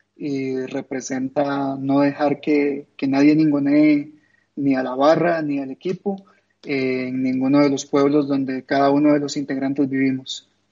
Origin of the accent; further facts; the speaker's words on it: Costa Rica; en toda Latinoamérica, incluyendo en mi país